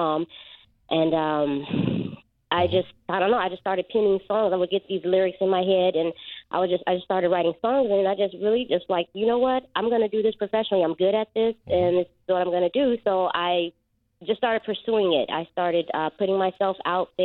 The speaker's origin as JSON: {"language": "English", "town": "Oakland", "region": "California", "country": "United States", "tie": "born or raised there", "also_born_or_lived": "Chicago, Illinois", "said": "I was born in Chicago, and we moved to Oakland when I was 6, and I stayed there. Yeah, that's where I was raised"}